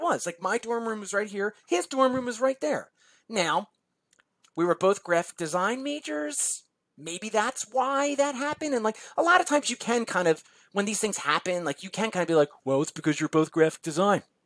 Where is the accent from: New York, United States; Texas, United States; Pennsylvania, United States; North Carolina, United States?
Pennsylvania, United States; Philadelphia; also born or lived in South Jersey, New Jersey; now in New Jersey, United States; I grew up in South Philadelphia and South South Jersey at the same time